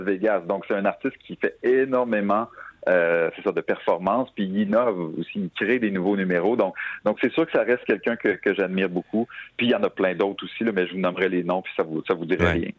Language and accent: French; Quebec City, Quebec, Canada; dans ma ville natale